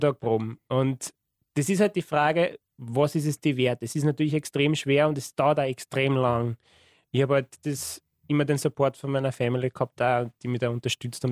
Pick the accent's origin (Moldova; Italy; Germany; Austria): Austria; Wiener Neustadt, Lower Austria; ich komme aus Wiener Neustadt